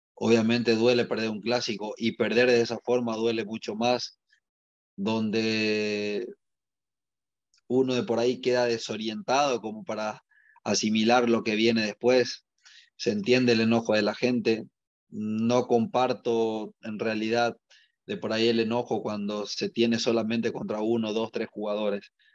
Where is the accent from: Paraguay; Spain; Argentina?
Paraguay; moved away as an adult; also born or lived in Mexico